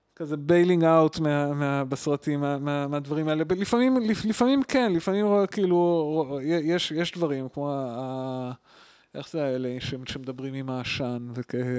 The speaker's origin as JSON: {"language": "Hebrew", "town": "Tel Aviv", "region": "Tel Aviv District", "country": "Israel", "also_born_or_lived": "Ramat HaSharon, Israel / Wageningen, Netherlands", "said": "אני אני בא מתל אה, אביב ורמת שרון"}